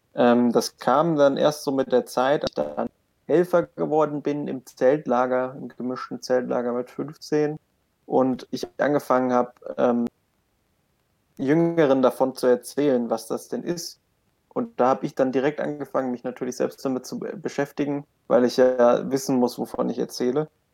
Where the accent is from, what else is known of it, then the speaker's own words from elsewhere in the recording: Kölschhausen, Hesse, Germany; ich komme aus Kölschhausen, Dorf mit 800 Einwohnern, da geht nicht viel